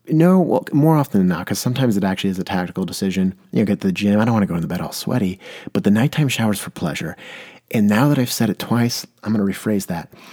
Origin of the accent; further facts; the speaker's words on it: San Diego, California, United States; now in Portland, United States; I come from San Diego, California, where we really had to save water. I live in Portland, Oregon now